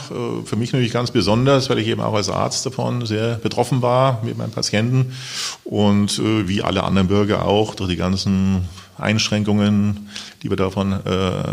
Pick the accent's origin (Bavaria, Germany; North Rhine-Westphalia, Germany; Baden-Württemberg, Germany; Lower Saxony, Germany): Bavaria, Germany; Regensburg; also born or lived in Munich; now in Wiesbaden, Germany; Ja, ich stamme aus Regensburg, mhm. also Bayern, äh, bin dort aufgewachsen und dort die ersten Semester studiert und dann nach München gewechselt.